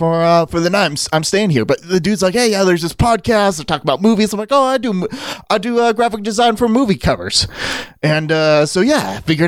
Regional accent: Hollywood, California, United States; No, man. Like, I'm vacationing. I'm from Hollywood.

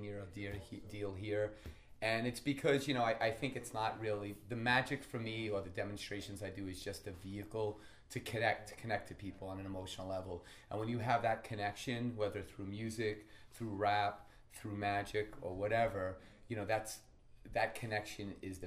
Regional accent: Long Island, New York, United States; now in Las Vegas, United States; I'm from Long Island as well

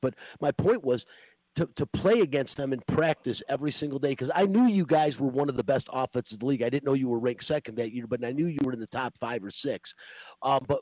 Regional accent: Detroit, Michigan, United States; I was born and raised in Detroit

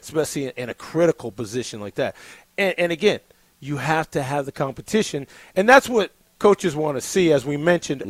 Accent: Texas, United States; As a Texan

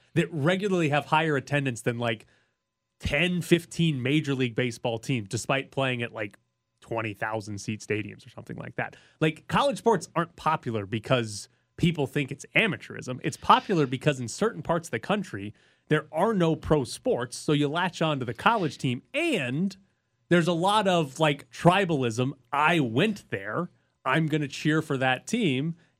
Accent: Mississippi, United States; I grew up in Mississippi.

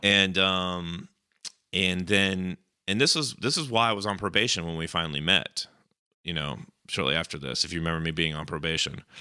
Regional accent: Cobb County, Georgia, United States; my hometown county

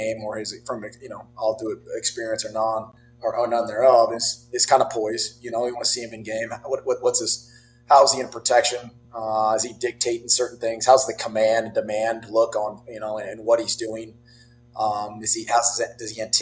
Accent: Colfax, California, United States; I grew up in Northern California. Colfax is about 3 hours there, up near Lake Tahoe area, Truckee area.

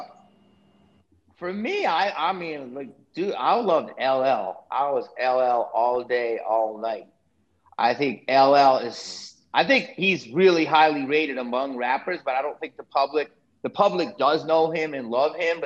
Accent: Philadelphia, Pennsylvania, United States; now in Los Angeles, United States; I grew up in Philly

